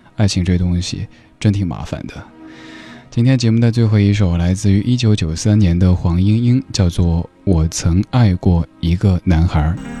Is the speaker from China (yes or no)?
yes; Northeast China, China; 我这位来自东北的